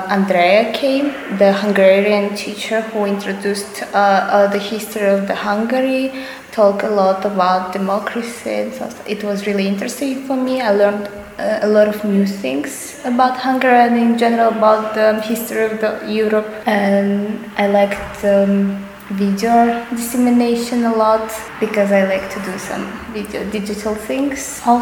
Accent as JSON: {"language": "English", "country": "Kazakhstan", "moved": "yes", "lives_now": "Rome, Italy", "said": "I'm from originally from Kazakhstan, but I study in Rome."}